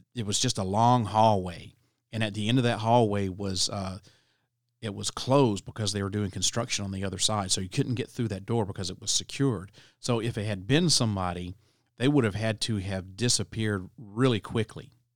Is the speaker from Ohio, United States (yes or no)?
no; Alabama, United States; my home state of Alabama